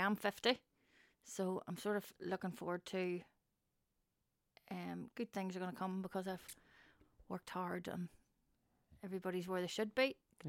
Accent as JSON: {"language": "English", "town": "Newry", "region": "Northern Ireland", "country": "United Kingdom", "tie": "born or raised there", "said": "Chapel Street, Newry."}